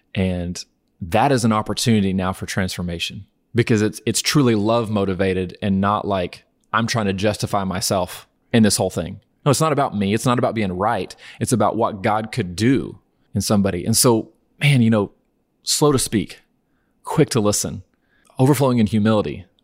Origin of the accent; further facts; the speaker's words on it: Norman, Oklahoma, United States; I'm from Norman, Oklahoma